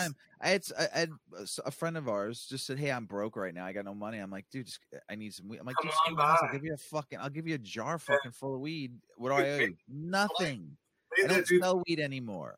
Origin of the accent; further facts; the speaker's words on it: West Palm Beach, Florida, United States; I grew up in West Palm Beach.